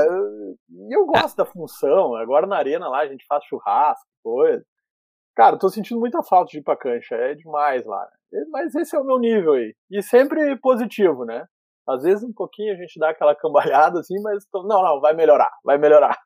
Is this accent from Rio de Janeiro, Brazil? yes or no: no; Camaquã, Rio Grande do Sul, Brazil; Sou de Camacuã